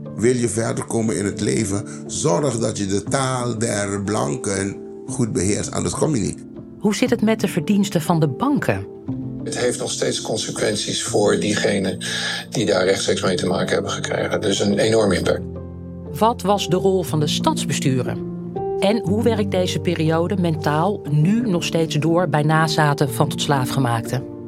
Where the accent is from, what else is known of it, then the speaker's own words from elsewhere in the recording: Netherlands; geboren en getogen in Nederland